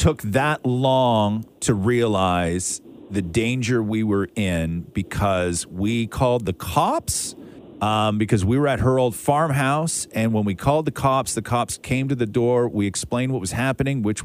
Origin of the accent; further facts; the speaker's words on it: Acton, Ontario, Canada; I grew up in Acton